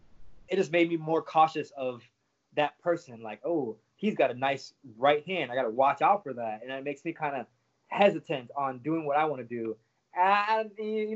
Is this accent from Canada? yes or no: no; Jamaica; moved away; I grew up in Jamaica since I was 9